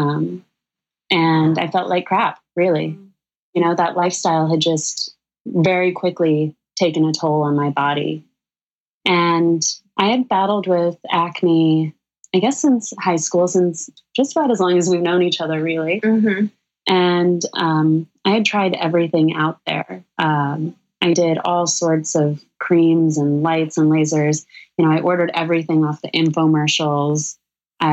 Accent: Sedona, Arizona, United States; now in New York City, United States; Danielle and I grew up together in Sedona, Arizona

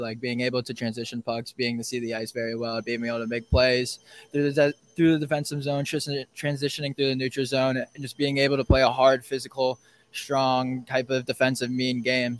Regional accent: Southern Connecticut, United States; I grew up from Southern Connecticut

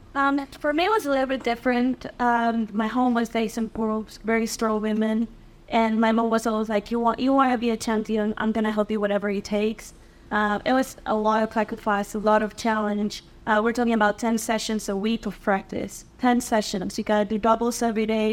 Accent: Mexico City, Mexico; moved away as an adult; now in United States; I was born and raised in Mexico City, came back here uh, 2010 on a swimming scholarship

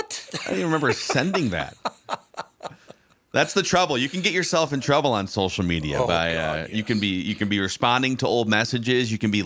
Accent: Buffalo, Minnesota, United States; accent: Minnesota vernacular; I went to Buffalo High School in the western fringe of the suburbs.

